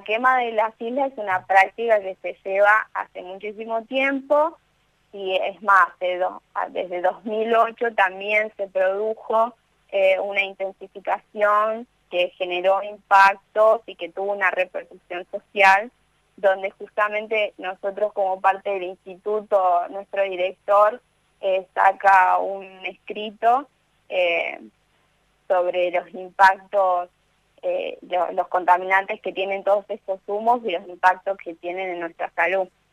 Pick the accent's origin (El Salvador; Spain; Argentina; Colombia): Argentina; Victoria, Entre Ríos; now in Rosario, Argentina; yo estoy en Rosario viviendo, pero soy de Victoria Entre Ríos